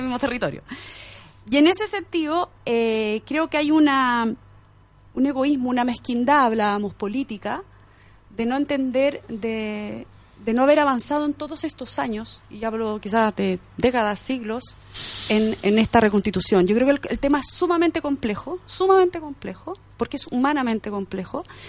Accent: Angol, Araucanía, Chile; yo sí nací en la Araucanía, soy angolina

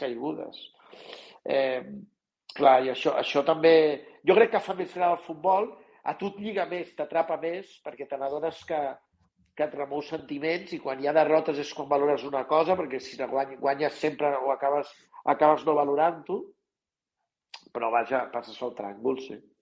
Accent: Catalonia, Spain; nosaltres som catalans i ens comuniquem en català

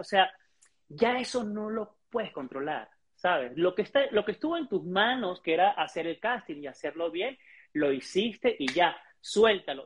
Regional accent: Venezuela; moved away as an adult; also born or lived in Ecuador / Argentina / Guadalajara, Mexico; now in Mexico City, Mexico; en mi país, Venezuela

